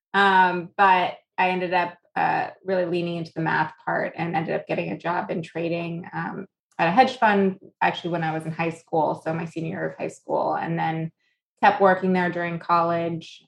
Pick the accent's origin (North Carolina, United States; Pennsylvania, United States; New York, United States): New York, United States; moved away; also born or lived in South Florida / Boston; I was born here. I'm a New Yorker.